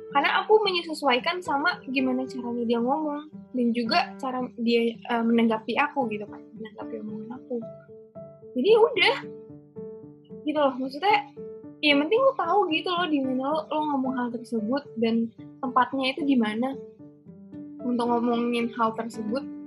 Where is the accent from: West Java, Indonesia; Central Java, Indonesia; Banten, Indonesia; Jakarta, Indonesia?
Jakarta, Indonesia; moved away as an adult; now in Semarang, Indonesia; aku ini dari Jakarta, yang kebetulan dari dulu sekolahku tuh selalu di Jakarta Selatan